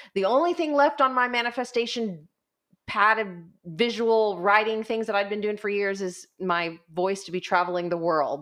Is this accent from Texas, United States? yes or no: yes; Portland, Texas, United States; I grew up in Portland. I graduated from high school at Gregory Portland